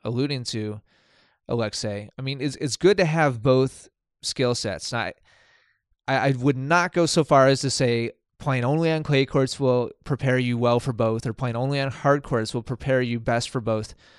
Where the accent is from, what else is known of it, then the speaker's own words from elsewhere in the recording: Milwaukee, Wisconsin, United States; moved away as an adult; also born or lived in East Coast; I'm from Milwaukee, Wisconsin